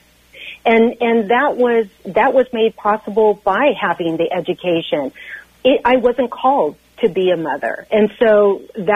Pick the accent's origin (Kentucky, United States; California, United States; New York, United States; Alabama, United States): California, United States; Central Valley of; I grew up in the Central Valley of California